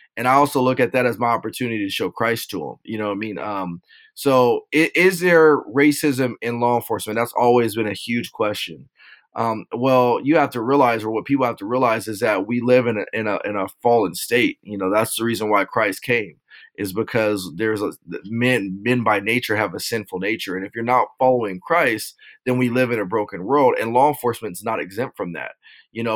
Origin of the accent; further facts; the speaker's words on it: Rialto, California, United States; also born or lived in Las Vegas, Nevada; I'm from Southern California, grew up in a city named Rialto.